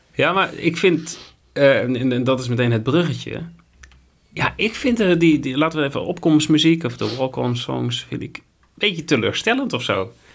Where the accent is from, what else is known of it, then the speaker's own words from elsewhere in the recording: Netherlands; als Nederlanders